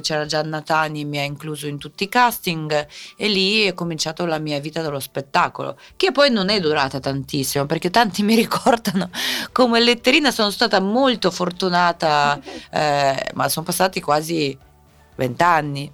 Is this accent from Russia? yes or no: yes; Siberia, Russia; Italian is a second language; moved away as an adult; now in Italy; sono nata in Siberia